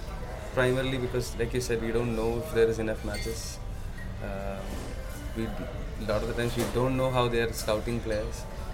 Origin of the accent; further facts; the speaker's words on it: Kerala, India; so I grew up in Kerala